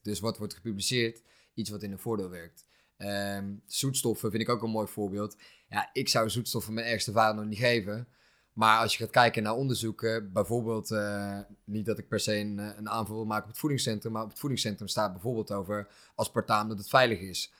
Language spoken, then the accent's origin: Dutch; Netherlands; wij zijn natuurlijk opgegroeid in Nederland